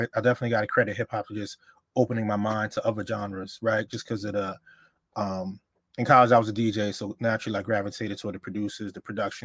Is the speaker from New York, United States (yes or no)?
yes; New York City, New York, United States; also born or lived in Honduras; I was born in Honduras, but I came here when I was a year old, so I was raised in the Bronx, so I'm a Bronx head